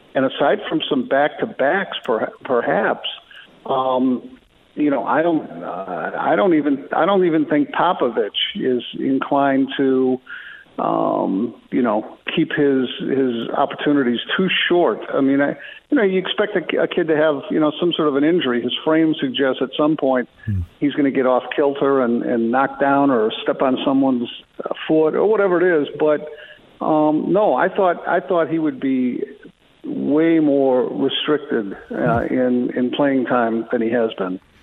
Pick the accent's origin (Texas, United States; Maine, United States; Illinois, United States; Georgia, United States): Illinois, United States; Chicago; I was a young Bulls fan growing up in Chicago